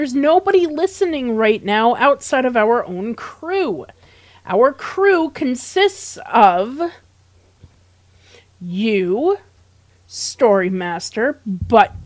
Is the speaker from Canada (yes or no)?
no; United States; I'm from America too